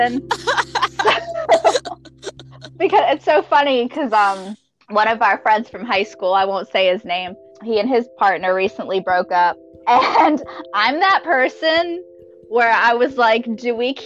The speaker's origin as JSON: {"language": "English", "region": "Florida", "country": "United States", "tie": "born or raised there", "also_born_or_lived": "Massachusetts", "moved": "yes", "lives_now": "Georgia, United States", "said": "my family's from Massachusetts. That's where I was born. I grew up in Florida, but I live in Georgia"}